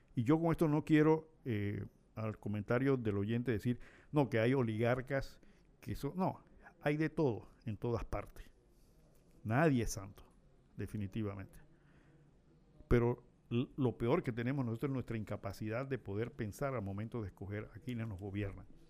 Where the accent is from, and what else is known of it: Panama